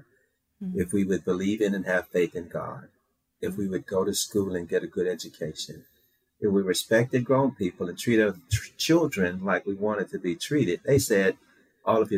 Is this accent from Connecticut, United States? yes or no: no; Shreveport, Louisiana, United States; 5-year-old boy growing up in Shreveport, Louisiana